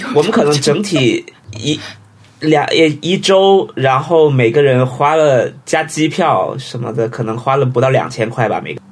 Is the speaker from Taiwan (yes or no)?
no; Huizhou, Guangdong, China; also born or lived in Shenzhen; 我是惠州，哦，惠州。就在深圳旁边